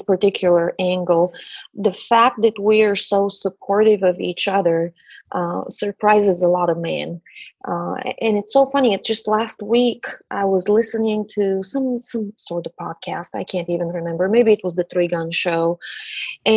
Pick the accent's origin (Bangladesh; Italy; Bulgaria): Bulgaria; now in Dallas, United States; I am a child of the Eastern Bloc. I'm originally from Bulgaria